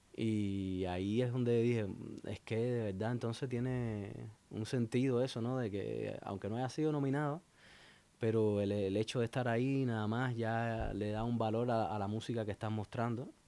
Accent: Santa Clara, Villa Clara, Cuba; moved away; also born or lived in Havana, Cuba; Así es, Santa Clara que en el centro de, Cuba. Eh, es una ciudad preciosa, un pueblito pequeño. Y ahí nací, luego me emigré, emigré dentro de Cuba a La Habana para estudiar

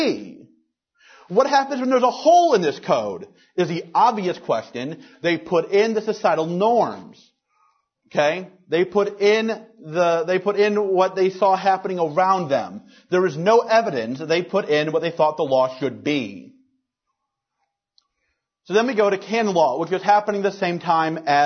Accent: Louisiana, United States; my home state of Louisiana

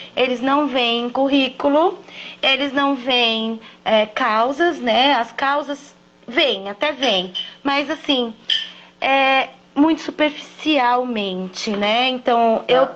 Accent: São Paulo, Brazil; Eu sou de São Paulo

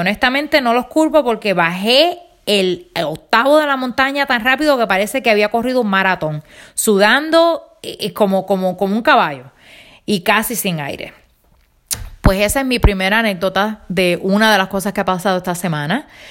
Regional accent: Rincón, Puerto Rico; now in Pennsylvania, United States; yo vengo de mi isla de Puerto Rico

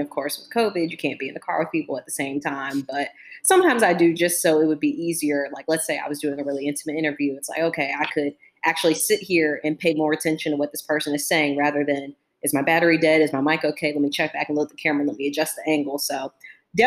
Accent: Fredericksburg, Virginia, United States; moved away as an adult; also born or lived in Charlotte, North Carolina; I'm originally from Virginia, in a town, well, city called Fredericksburg

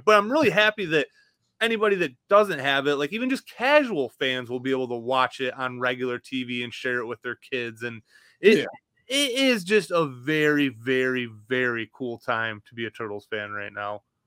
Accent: Michigan, United States; moved away; I'm from Michigan, so anytime I go home, it's a four hour drive

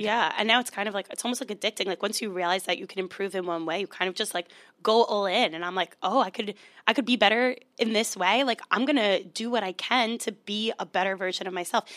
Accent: Long Island, New York, United States; I'm from Long Island.

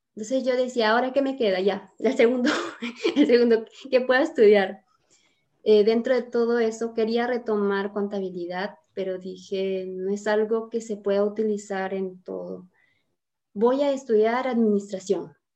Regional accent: Piura, Peru; yo soy piura, peruana, piurana, del departamento de Piura, y vivía en el campo con mis padres

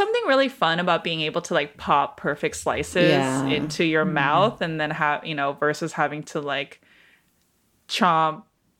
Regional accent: Detroit, Michigan, United States; born there; I was born in Detroit. My husband was also born and raised in Detroit.

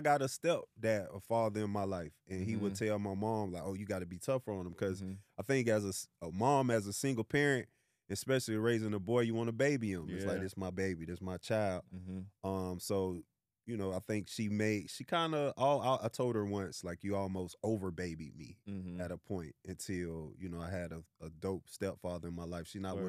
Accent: Orlando, Florida, United States; So I'm from Orlando, Florida. Shout out to home of Mickey Mouse. Shout out 407.

